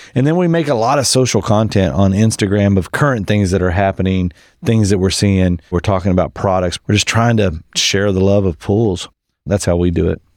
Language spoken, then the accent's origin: English; West Texas, United States; I grew up in West Texas on a cotton farm